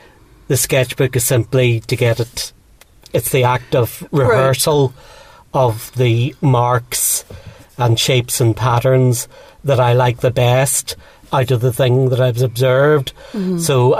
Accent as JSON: {"language": "English", "town": "Dublin", "region": "Leinster", "country": "Ireland", "tie": "born or raised there", "also_born_or_lived": "Belfast", "lives_now": "Donaghadee, United Kingdom", "said": "I was born in Belfast and brought up for the first part of my life in Dublin, and then moved back north of Ireland to a little place called Donaghadee, which is a small seaside town with a harbour and some fishing boats."}